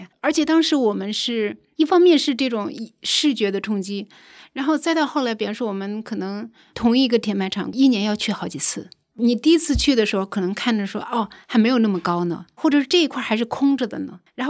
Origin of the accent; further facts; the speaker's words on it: North China Plain, China; 你想想我们在平原长大，其实你很少看到山